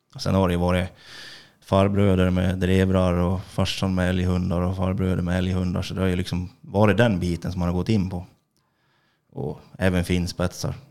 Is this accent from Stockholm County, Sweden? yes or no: no; Orsa, Dalarna County, Sweden; jag är … från Orsa